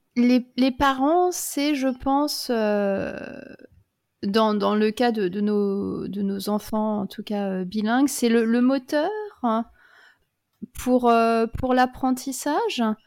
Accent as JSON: {"language": "French", "country": "France", "tie": "born or raised there", "moved": "as an adult", "lives_now": "Australia", "said": "en grandissant en France"}